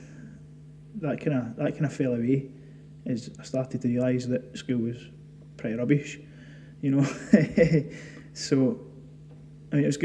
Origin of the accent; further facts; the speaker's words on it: Glasgow, Scotland, United Kingdom; I grew up in Ballanock, been there since I've been small, very, very small